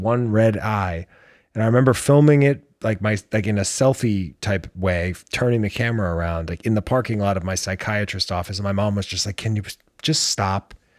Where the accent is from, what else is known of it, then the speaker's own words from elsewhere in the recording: United States; I am American.